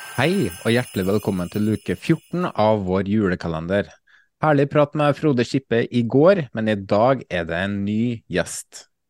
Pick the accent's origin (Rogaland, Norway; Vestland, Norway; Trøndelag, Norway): Trøndelag, Norway; Valdersund; moved away as an adult; now in Kodal, Norway; Jeg savner jo Bjugn, Det er jo eh, mitt hjemsted Valdersund